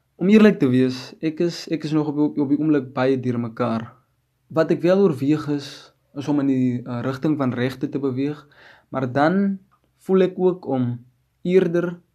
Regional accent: Wegdraai community, 100 km outside Upington, Northern Cape, South Africa; ek is van Wegdrye Gemeenskap 100 km buite Appington

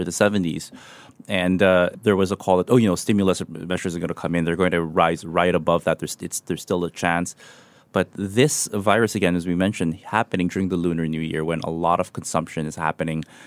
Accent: Manila, Metro Manila, Philippines; moved away; my hometown Manila

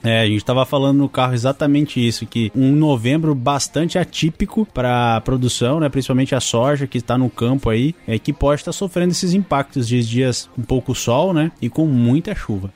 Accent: Brazil

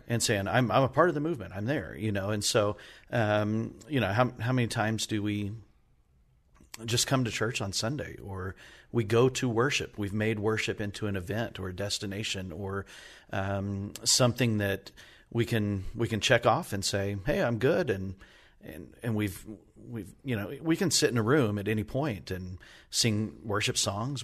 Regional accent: New Mexico, United States; now in Indiana, United States; I grew up in New Mexico

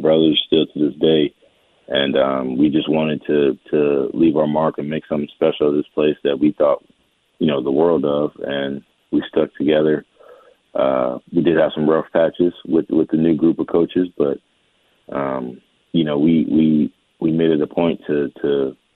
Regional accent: Richmond, Virginia, United States; growing up in Richmond

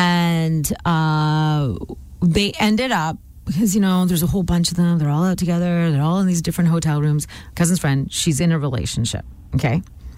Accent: India; Well, I mean, you know me. I'm Indian. I'm not good at accents.

